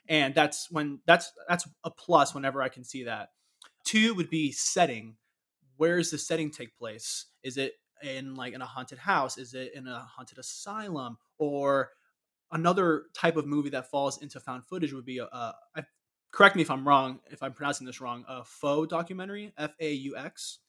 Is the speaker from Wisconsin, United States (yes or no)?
no; Orlando, Florida, United States; growing up in Orlando